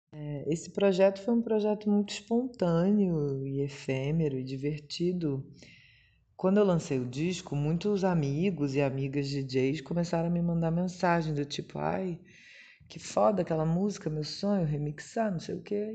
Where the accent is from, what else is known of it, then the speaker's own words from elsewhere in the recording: Rio de Janeiro, Brazil; minha família vai, porque eu sou do Rio